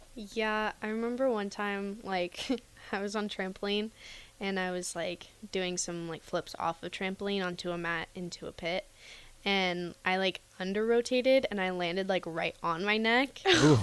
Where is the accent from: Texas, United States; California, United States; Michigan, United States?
California, United States; Camarillo; moved away as an adult; also born or lived in Utah; now in Lincoln, United States; I'm from Camarillo, California, which is like Southern California